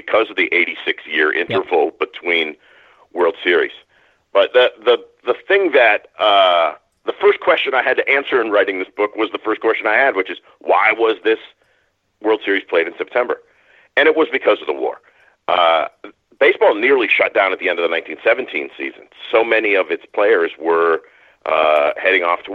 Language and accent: English; Maine, United States; I grew up in Maine. I've lived in New England my whole life